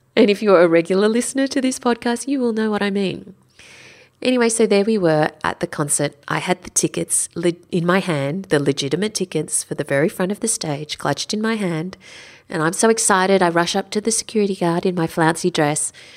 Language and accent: English; Sydney, New South Wales, Australia; I'm from Sydney